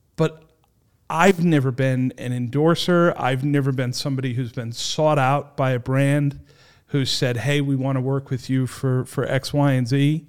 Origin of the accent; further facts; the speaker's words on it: Warwick, Rhode Island, United States; I'm born and raised in Warwick. I grew up here.